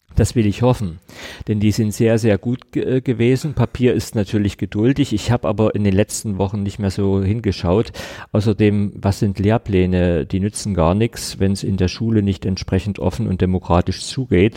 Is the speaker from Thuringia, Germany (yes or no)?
no; Saxony, Germany; ich bin Sachse, ich bin hier geboren, ich habe fast die ganze Zeit meines Lebens hier gelebt